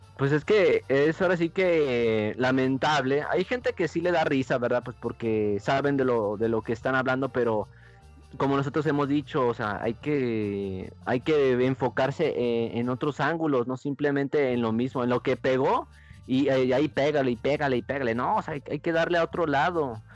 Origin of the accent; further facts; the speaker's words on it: Mexico; al ir creciendo aquí en México